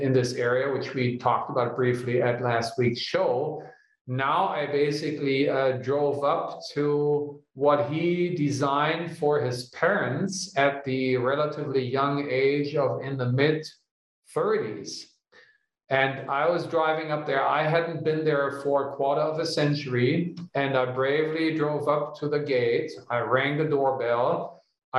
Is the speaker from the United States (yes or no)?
no; Germany; moved away; my home country in Germany